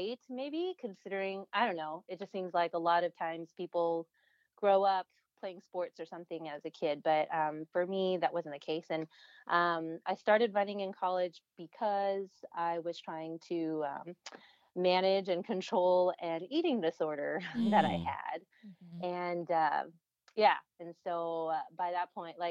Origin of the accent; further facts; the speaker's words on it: Houston, Texas, United States; moved away as an adult; also born or lived in Austin, Texas / Orange County, California; I am Taiwanese American. I was born and grew up in Houston, Texas